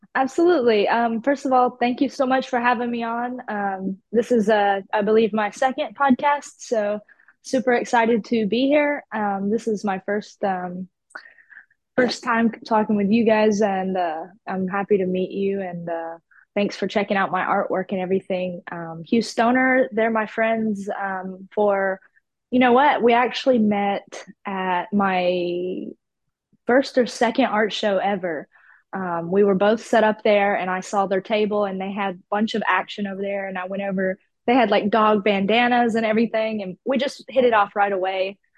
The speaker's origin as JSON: {"language": "English", "area": "about an hour west of Atlanta", "region": "Georgia", "country": "United States", "tie": "born or raised there", "accent": "country", "moved": "as an adult", "lives_now": "Houston, United States", "said": "I was born in Atlanta, but I grew up uh, out west in the country, about an hour out from there."}